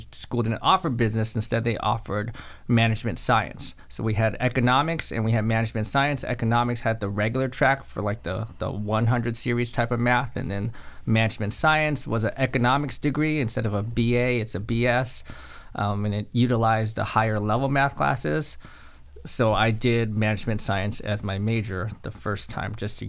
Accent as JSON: {"language": "English", "town": "Los Angeles", "region": "California", "country": "United States", "moved": "as an adult", "lives_now": "Augusta, United States", "said": "I'm originally from Los Angeles, California, and I've been in Augusta, Georgia for, 8, 9 years now"}